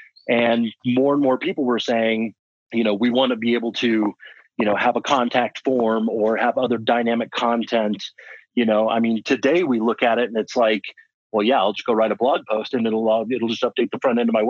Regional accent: Colorado, United States; moved away as an adult; also born or lived in Washington; So I was actually born and raised in Colorado.

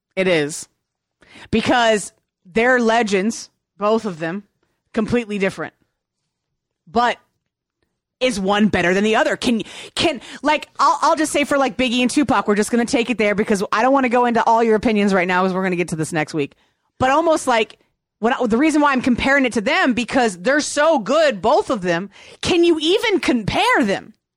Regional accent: Virginia, United States; I grew up in Virginia and I listened to hip hop.

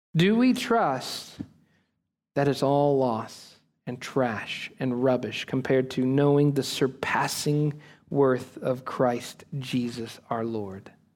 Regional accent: United States; we Americans right now, as American church

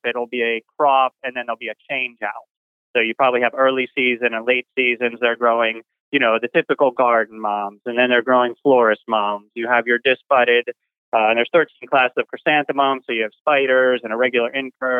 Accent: Pittsburgh, Pennsylvania, United States; moved away as an adult; now in Oklahoma, United States; I'm originally from Pittsburgh, Pennsylvania

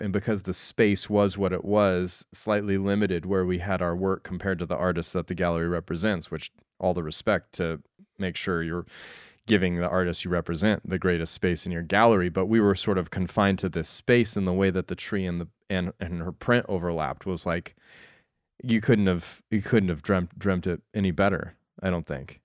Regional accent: Glenwood Springs, Colorado, United States; moved away; in Glenwood Springs where I grew up

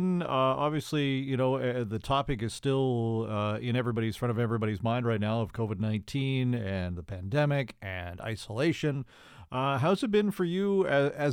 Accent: Victoria, British Columbia, Canada; I grew up in Victoria

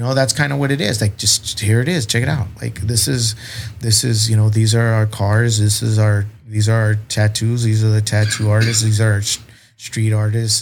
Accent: South Texas, United States; I grew up hunting in South Texas and being on ranches

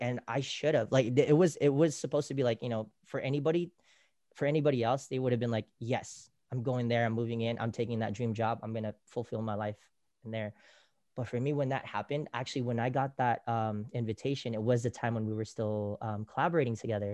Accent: Bay Area, California, United States; moved away as an adult; also born or lived in Philippines; now in Los Angeles, United States; living in the Bay Area, growing up in the Bay Area, we love the culture

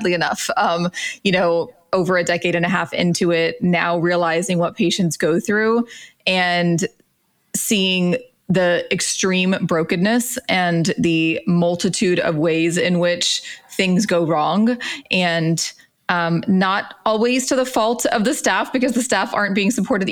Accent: Central Florida, United States; I grew up in Florida, Central Florida, Mickey Mouse Land

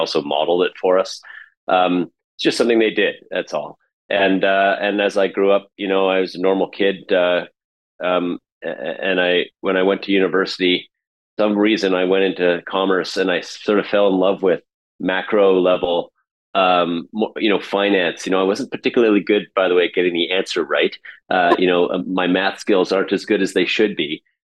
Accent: Canada; as a person, as a Canadian who wants to create change in the world.

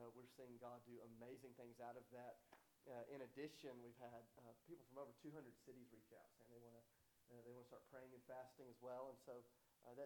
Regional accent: Nashville, Tennessee, United States; I am from Nashville, Tennessee

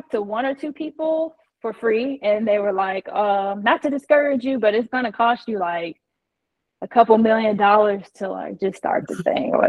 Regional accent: Midwest, United States; being born and raised in the Midwest, like being there my whole life, I didn't know anything else

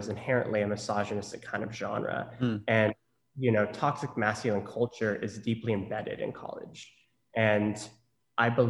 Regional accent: Norman, Oklahoma, United States; moved away as an adult; also born or lived in Los Angeles, California; I grew up in Norman, Oklahoma, which is home of the Sooners

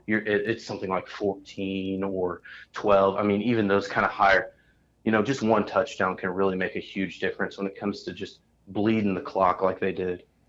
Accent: Indianapolis, Indiana, United States; I'm from Indianapolis

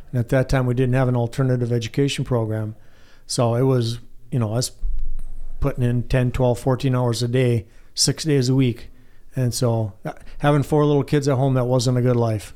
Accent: White Pine, Michigan, United States; I grew up in White Pine

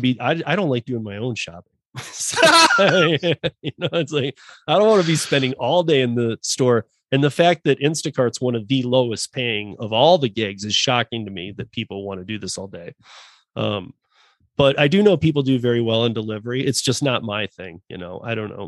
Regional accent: Michigan, United States; now in Denver, United States; I'm from Michigan, born and raised, and you know, spent a lot of time in Detroit

